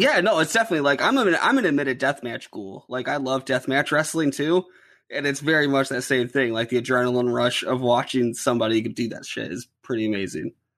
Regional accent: Ohio, United States; I'm from Ohio, so our main company here is

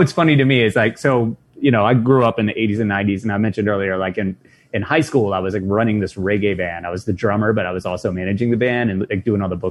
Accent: Nashville, Tennessee, United States; moved away as an adult; also born or lived in New York / Buffalo; now in New York City, United States; I was born and raised in Nashville, but I lived along the coast for most of my life

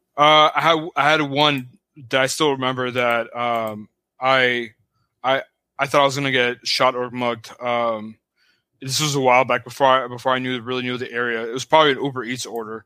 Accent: Pasadena, California, United States; also born or lived in Hollywood, Los Angeles / West San Fernando Valley; the first half of my life, I grew up in Pasadena.

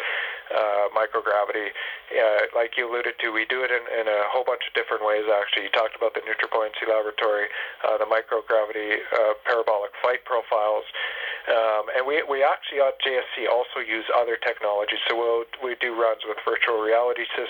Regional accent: Canada; moved away as an adult; now in Houston, United States; we're Canadian

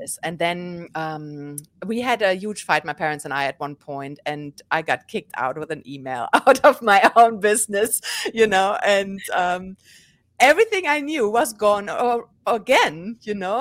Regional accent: Germany; moved away as an adult; now in New York, United States; born and raised in Germany, and eight years ago, I moved to New York

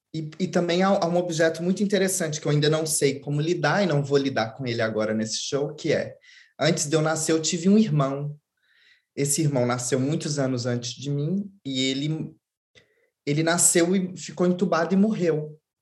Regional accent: Belo Horizonte, Minas Gerais, Brazil; eu sou de Belo Horizonte, uma cidade grande de 4 milhões de habitantes

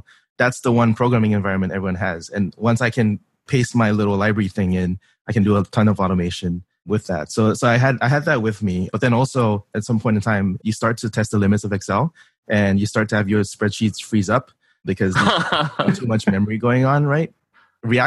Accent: Singapore; moved away as an adult; I was born and raised in Singapore, came over for college 10 years ago

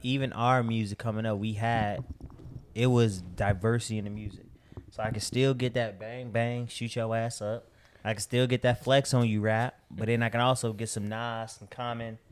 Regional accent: Chicago, Illinois, United States; moved away as an adult; also born or lived in Miami; I'm from Chicago

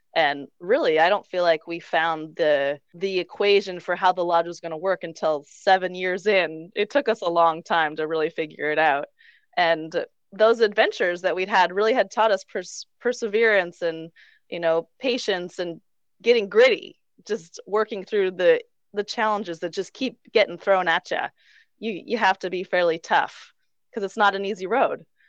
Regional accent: Vermont, United States; moved away as an adult; also born or lived in Quebec / Colorado; now in Mexico; I actually grew up right on the border of Vermont and Quebec

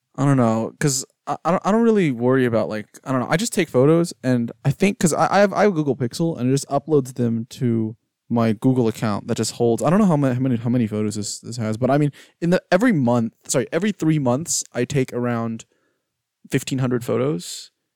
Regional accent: Houston, Texas, United States; now in Austin, United States; I'm from Houston, and we have the Museum of Fine Arts in Houston

